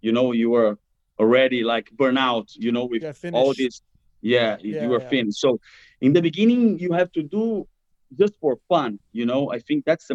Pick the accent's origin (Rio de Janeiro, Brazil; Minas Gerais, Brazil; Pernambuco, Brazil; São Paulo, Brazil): Rio de Janeiro, Brazil; English is a second language; now in Italy; I'm from Rio